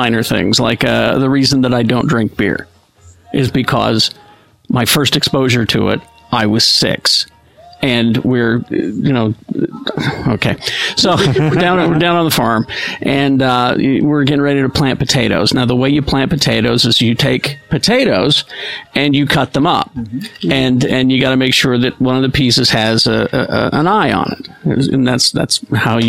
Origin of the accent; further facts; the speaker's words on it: Utah, United States; I'm from Utah